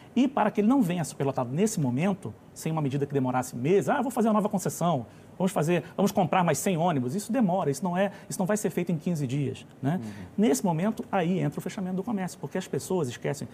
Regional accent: Rio de Janeiro, Brazil; moved away as an adult; now in Brasília, Brazil; eu sou lá do Rio de Janeiro, embora esteja em Brasília há mais de vinte anos

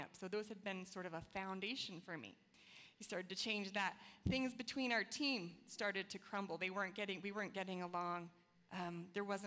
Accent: Florida, United States; I grew up in Florida, one of the most competitive states in the nation

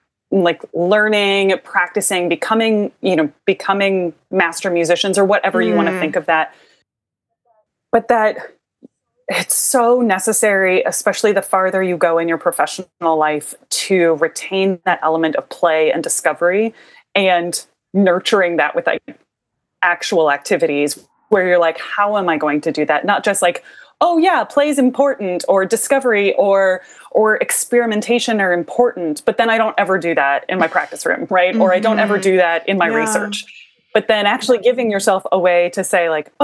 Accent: Iowa, United States; now in New Orleans, United States; I'm from Iowa originally, and I grew up in kind of the northwest corner, and then we moved to the center part of the state

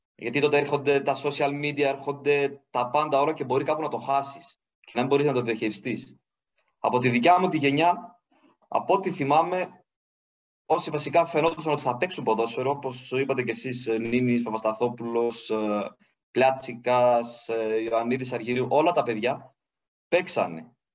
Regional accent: Griva, Central Macedonia, Greece; also born or lived in Thessaloniki; Ήμουνα στο χωριό μου, στη Γρήβα

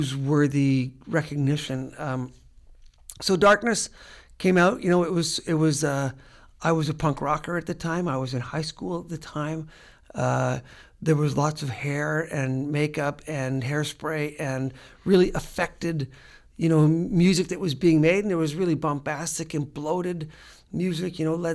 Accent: Regina, Saskatchewan, Canada; I was from Regina, Saskatchewan, and going to a middle class high school

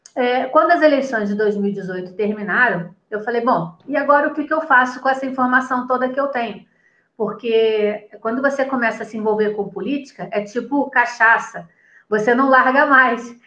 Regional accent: Rio de Janeiro, Brazil; moved away as an adult; also born or lived in São Paulo; now in Campinas, Brazil; Eu passei a minha vida inteira no Rio de Janeiro, apesar de ser paulista, eu passei a minha vida quase que inteira no Rio de Janeiro

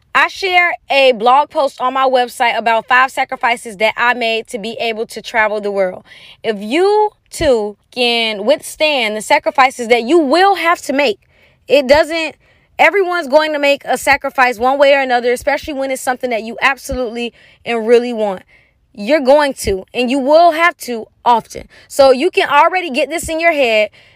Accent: United States; moved away as an adult; I'm an American girl.

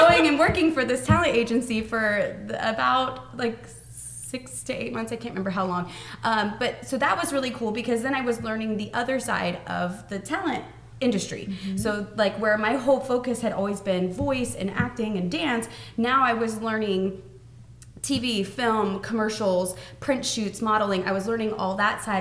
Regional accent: Lakeland, Florida, United States; born and raised in Lakeland

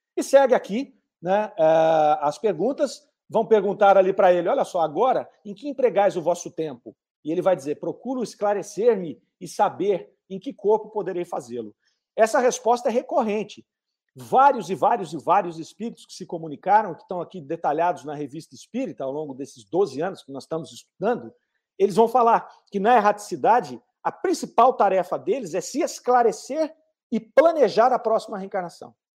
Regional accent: Brazil; eu nasci no Brasil, eu tenho essa coloração de pele

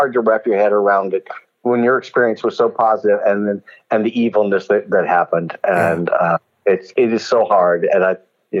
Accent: Hattiesburg, Mississippi, United States; moved away; I'm a kid from Mississippi, Hattiesburg, Mississippi.

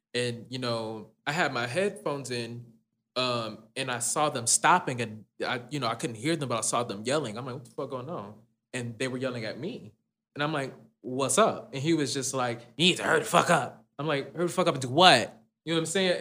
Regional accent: Detroit, Michigan, United States; also born or lived in Dearborn, Michigan; now in Texas, United States; I grew up in Detroit.

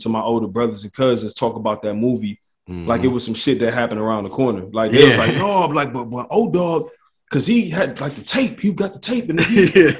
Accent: Detroit, Michigan, United States; I grew up in the Midwest, right? I'm Detroit, born and raised

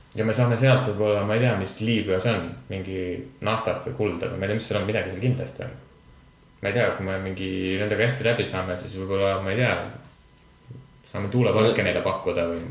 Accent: Estonia; me oleme eestlased

